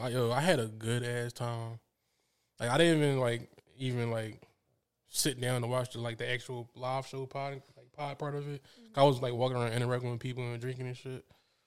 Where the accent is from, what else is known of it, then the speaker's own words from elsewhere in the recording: Newtown, Pennsylvania, United States; I'm from Newtown, Pennsylvania.